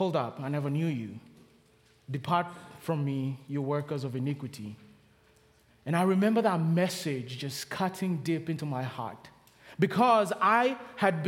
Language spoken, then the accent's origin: English; Kenya; accent: Kenyan; now in Charlotte, United States; From the accent, I'm from Kenya